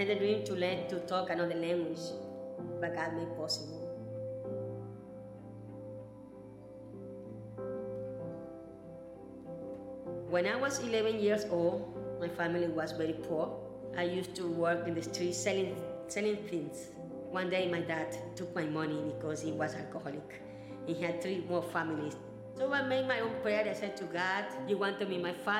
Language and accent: English; Ecuador; English is a second language; moved away as an adult; also born or lived in India